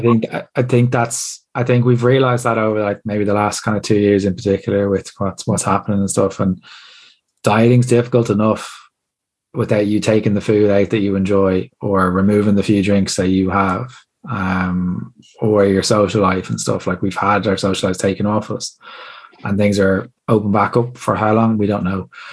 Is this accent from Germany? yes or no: no; Ireland; As Irish people